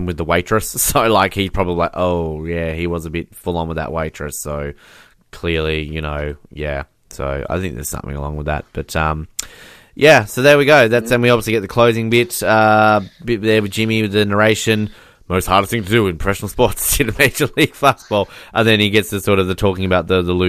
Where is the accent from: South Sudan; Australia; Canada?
Australia; as an Australian